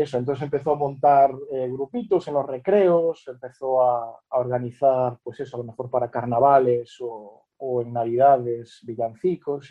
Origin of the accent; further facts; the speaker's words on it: Betanzos, Galicia, Spain; en mi pueblo Betanzos hay una banda